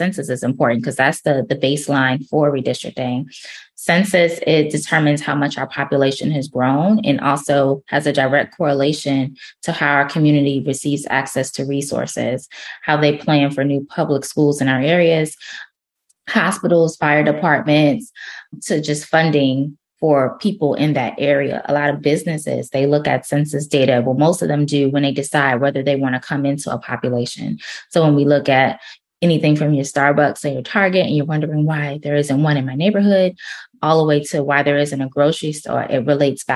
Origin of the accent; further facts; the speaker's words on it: New York City, New York, United States; also born or lived in Miami, Florida; now in Jacksonville, United States; I'm originally from Brooklyn, New York, grew up a little bit in Miami, and now I'm based out of Jacksonville, Florida